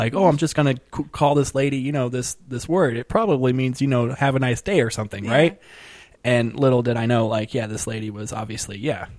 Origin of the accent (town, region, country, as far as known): Placentia, California, United States; born or raised there